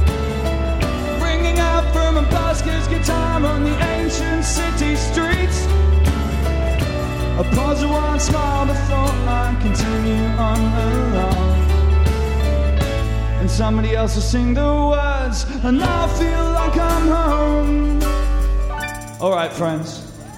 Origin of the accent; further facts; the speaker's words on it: Winchester, South East England, United Kingdom; I come from a small town called Winchester